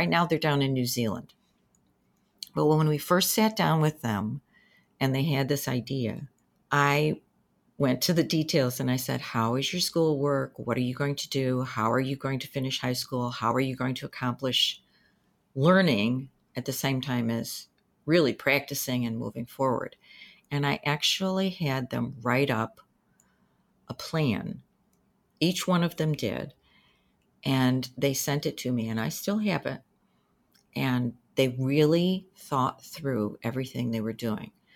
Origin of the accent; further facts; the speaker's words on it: Danbury, Connecticut, United States; moved away as an adult; also born or lived in New Hampshire; I was born in Danbury, Connecticut. I went through most of my schooling there